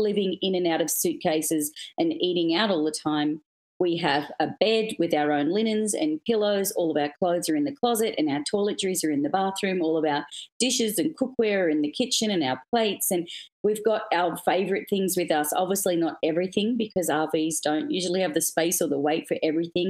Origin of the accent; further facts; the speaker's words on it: Australia; moved away as an adult; also born or lived in Sydney, Australia; now in United States; for me being Australian, I mean, we're so far from anywhere else in the world. It's a pretty remote, big island down in the South Pacific